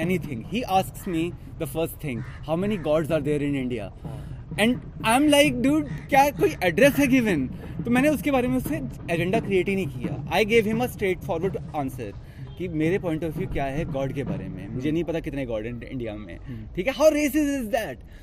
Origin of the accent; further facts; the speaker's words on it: India; मैं फरीदाबाद से हूँ मैं दिल्ली से हूँ